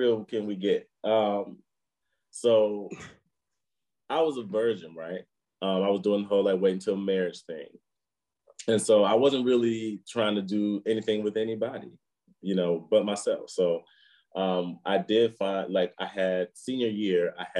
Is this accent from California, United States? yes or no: no; Michigan, United States; moved away as an adult; also born or lived in Washington, D.C.; now in New Zealand; So I grew up in Michigan